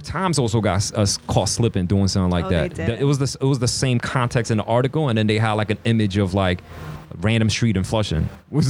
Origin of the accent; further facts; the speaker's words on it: South Korea; also born or lived in China; now in United States; because I'm Korean, you know what I'm saying? I was born in Korea, but I lived in China before my family immigrated to America.